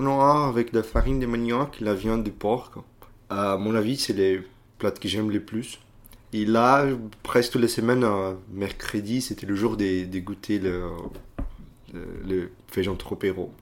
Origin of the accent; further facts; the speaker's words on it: Belo Horizonte, Minas Gerais, Brazil; French is a second language; moved away; also born or lived in Rio de Janeiro; Je suis né à Rio, mais je me suis grandi à Belo Horizonte, l'état des Minas Gerais